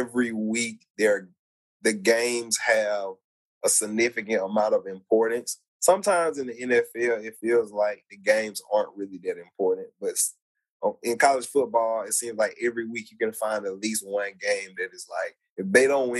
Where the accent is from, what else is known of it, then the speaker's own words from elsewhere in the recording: Georgia, United States; now in Alabama, United States; I grew up in Georgia